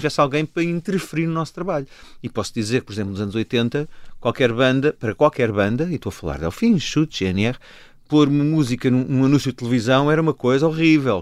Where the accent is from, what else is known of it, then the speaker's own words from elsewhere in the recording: Cascais, Lisbon, Portugal; já que somos de Cascais